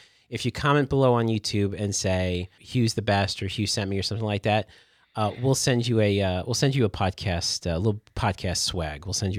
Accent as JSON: {"language": "English", "region": "the South", "country": "United States", "said": "I'm from the South."}